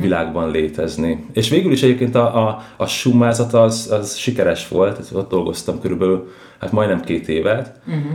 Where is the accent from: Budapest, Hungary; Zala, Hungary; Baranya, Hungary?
Budapest, Hungary; Budapesten, a belvárosban nőttem föl